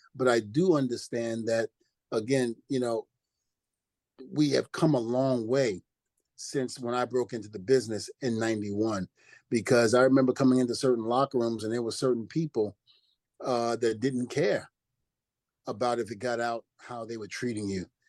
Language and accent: English; New Rochelle, New York, United States; also born or lived in Brooklyn, New York; I grew up in New Rochelle. Even though I'm from Brooklyn, New York, I mm-hmm. spent a little time in New Rochelle, New York